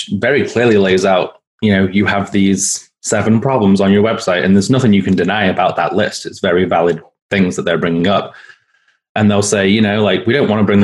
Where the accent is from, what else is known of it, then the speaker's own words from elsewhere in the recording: England, United Kingdom; moved away as an adult; I'm from England. I moved here 5 years ago